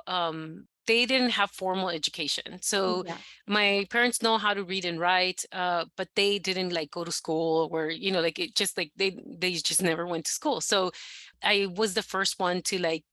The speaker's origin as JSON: {"language": "English", "town": "Los Angeles", "region": "California", "country": "United States", "tie": "born or raised there", "said": "I was born and raised in the San Fernando Valley, specifically Sun Valley"}